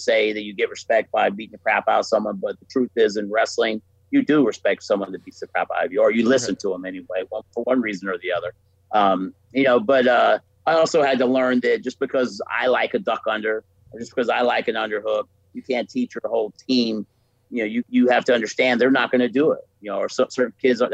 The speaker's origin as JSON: {"language": "English", "region": "Florida", "country": "United States", "moved": "yes", "said": "I'm from Florida"}